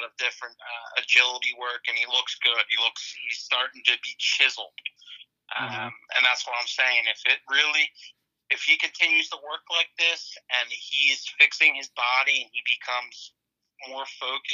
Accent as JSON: {"language": "English", "town": "Philadelphia", "region": "Pennsylvania", "country": "United States", "said": "I am from Philly"}